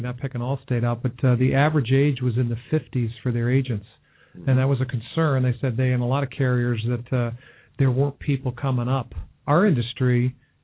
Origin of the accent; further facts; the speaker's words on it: Albany, New York, United States; moved away as an adult; now in Cincinnati, United States; near where I grew up in Albany, New York